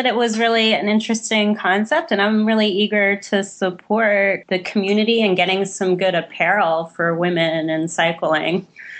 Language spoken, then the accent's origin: English; Alexandria, Virginia, United States; Hi, I'm from Alexandria, Virginia.